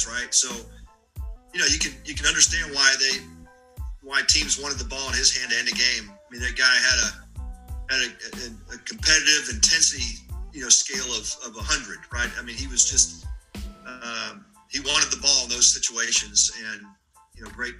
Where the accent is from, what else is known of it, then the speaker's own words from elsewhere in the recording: Texas, United States; growing up in Texas